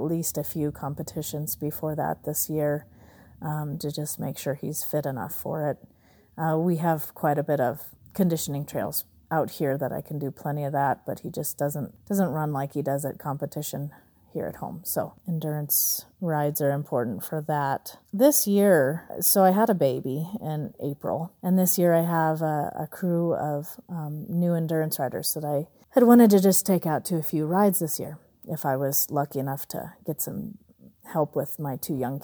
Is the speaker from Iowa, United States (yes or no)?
no; Southern California, United States; now in Colorado, United States; I'm from Colorado, originally Southern California